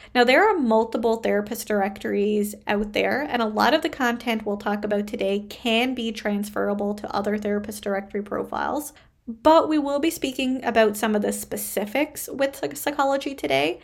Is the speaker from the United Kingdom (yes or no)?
no; Canada; I am a Canadian social worker